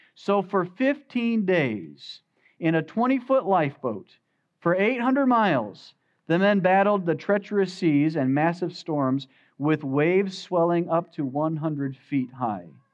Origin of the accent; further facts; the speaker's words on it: United States; As American Christians